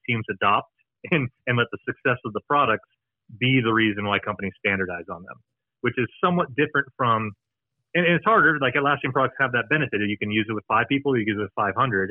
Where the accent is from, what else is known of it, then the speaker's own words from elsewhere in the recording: United States; accent: American; I'm American accent